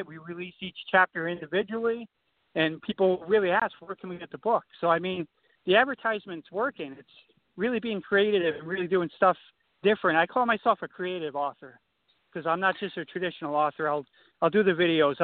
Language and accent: English; Watertown, Connecticut, United States; I'm from Watertown, Connecticut